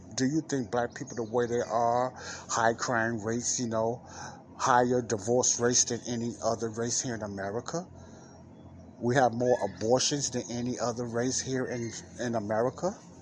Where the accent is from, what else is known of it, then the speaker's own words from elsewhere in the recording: Chicago, Illinois, United States; here in Chicago, my hometown